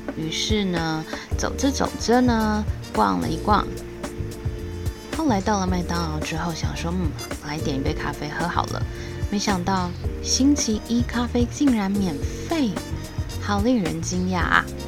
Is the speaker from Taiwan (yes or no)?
yes; Taiwan; 我是来自台湾